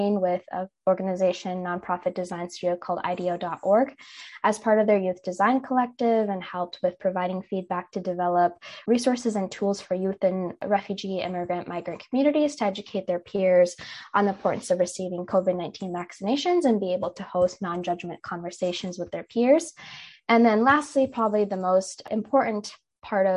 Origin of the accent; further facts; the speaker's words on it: Minnesota, United States; I was born and raised in Minnesota, but my parents immigrated from India about 22 years ago now